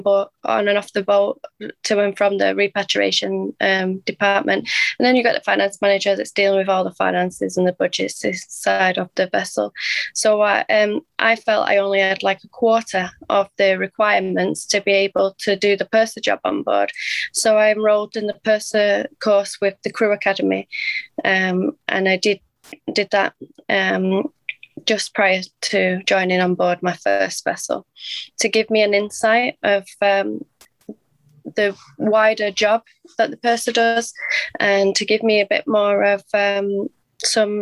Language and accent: English; Manchester, North West England, United Kingdom; I'm from Manchester in the UK